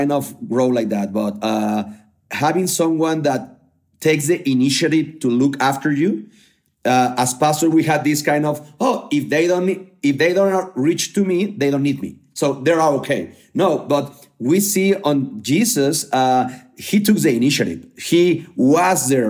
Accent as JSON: {"language": "English", "country": "Mexico", "said": "from Mexico"}